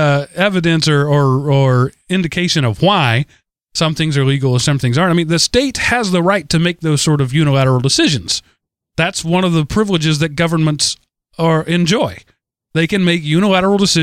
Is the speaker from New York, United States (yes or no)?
no; Texas, United States; As a Texan